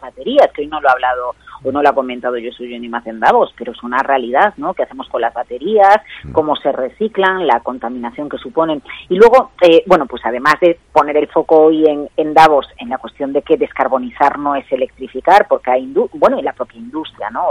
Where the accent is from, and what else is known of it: Galicia, Spain; moved away